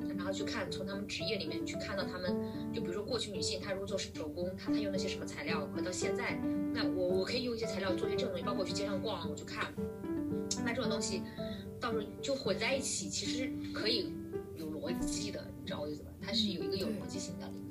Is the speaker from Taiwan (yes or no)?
no; Jiangxi, China; 我还不是从上海、北京来的，我是江西，你知道江西嘛，就是特别中部的一个城市，呃，一个省份